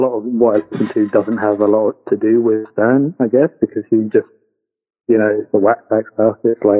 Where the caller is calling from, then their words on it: London, United Kingdom; Let's just say London. Yes.